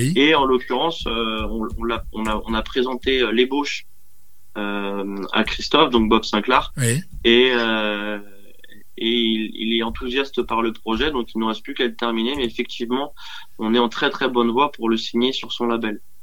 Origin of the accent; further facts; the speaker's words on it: Dinard, Brittany, France; also born or lived in Dinan; je suis né à Dinard. Euh, je suis dinardais de cœur. Euh, mais j'ai été adopté très vite par Dinan